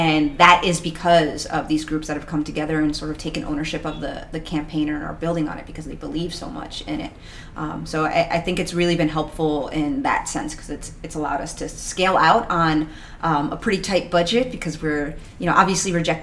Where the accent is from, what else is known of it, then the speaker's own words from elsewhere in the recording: New York City, New York, United States; also born or lived in Astoria, Queens; I was born in Queens, so I don't live too far from here. I live in Astoria now.